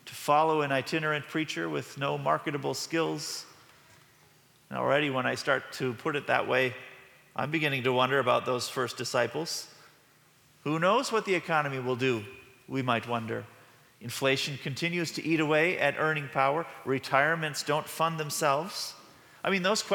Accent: Midwest, United States; we are from the Midwest

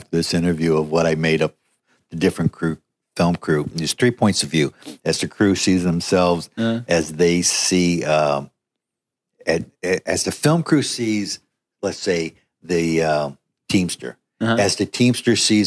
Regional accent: Inglewood, California, United States; also born or lived in Hawthorne, California; I was born and raised in Inglewood, California, Hawthorne, California, home of the …

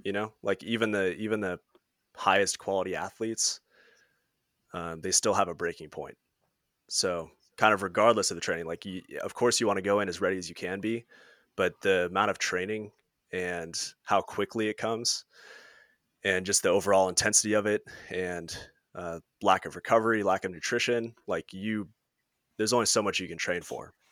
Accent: Washington, United States; I'm from Washington State.

